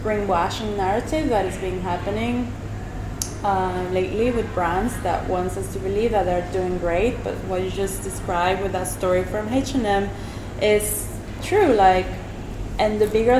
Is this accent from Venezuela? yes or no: yes; Venezuela; moved away; I come from Venezuela